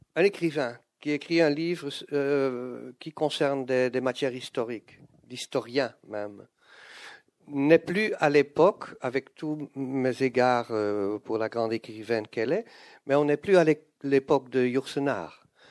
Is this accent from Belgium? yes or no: yes; Flanders, Belgium; first language Dutch; French is a second language; Je suis un belge néerlandophone, je suis flamand